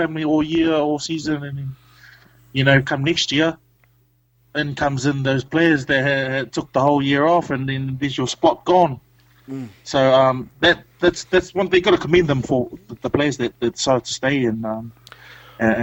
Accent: New Zealand; now in Gold Coast, Australia; being a Kiwi over here

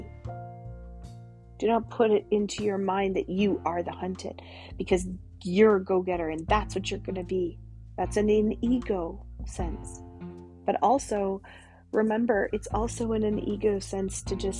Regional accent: Canada; I'm your Canadian shaman

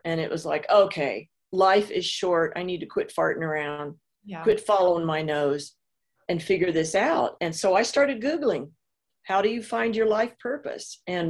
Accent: Illinois, United States; also born or lived in Southern California / Missouri / New York; So I am from originally Southern Illinois, small town, but spent half of my life in Southern California. I've lived in Missouri, New York

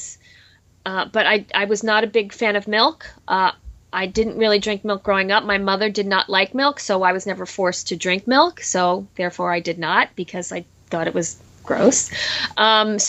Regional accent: New Jersey, United States; I grew up in New Jersey and we had a big garden

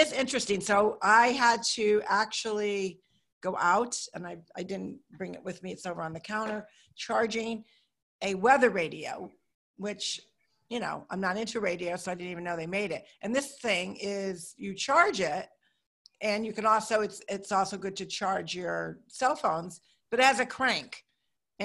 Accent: Northeast, United States; now in Florida, United States; obviously we're from the Northeast

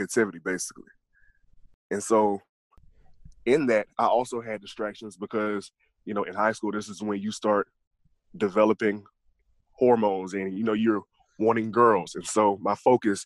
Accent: Gainesville, Georgia, United States; I'm from Gainesville, Georgia. I was raised by my grandmother

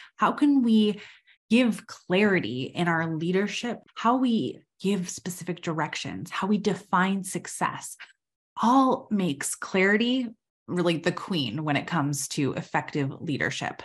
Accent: Minnesota, United States; I'm from Minnesota

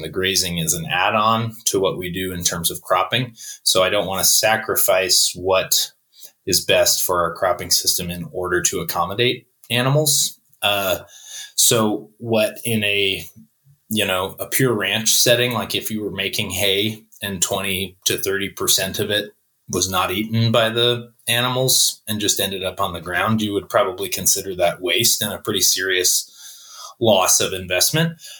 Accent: Buffalo, New York, United States; moved away as an adult; also born or lived in Swannanoa, North Carolina; I uh, was born and raised in Buffalo, New York

